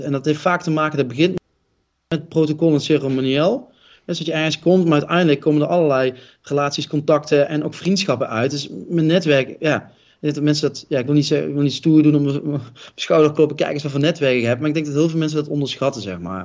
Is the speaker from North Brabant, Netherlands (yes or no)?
yes; Roosendaal, North Brabant, Netherlands; Ik kom niet voor niks uit Roosendaal